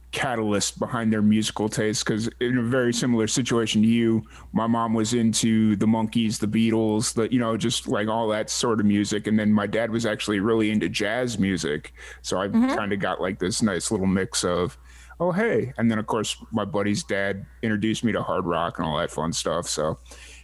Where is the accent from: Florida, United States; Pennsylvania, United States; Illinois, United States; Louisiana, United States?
Illinois, United States; Chicago; now in Central Texas, United States; I'm actually born and raised in South Chicago, right on the Indiana border